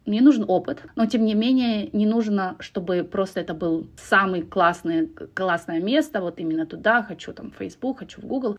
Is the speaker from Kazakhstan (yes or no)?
yes; Kazakhstan; moved away as an adult